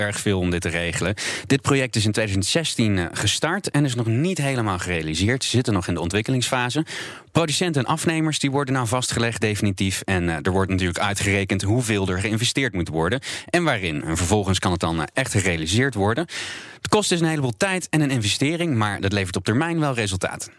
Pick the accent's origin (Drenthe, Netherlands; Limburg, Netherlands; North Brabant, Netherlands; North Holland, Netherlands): Limburg, Netherlands; Roermond; in mijn heimat, in Roermond, waar ik vandaan kom.